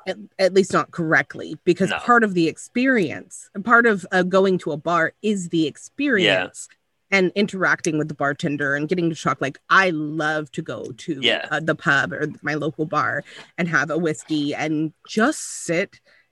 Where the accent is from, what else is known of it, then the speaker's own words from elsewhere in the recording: California, United States; now in Canada; I'm originally from California.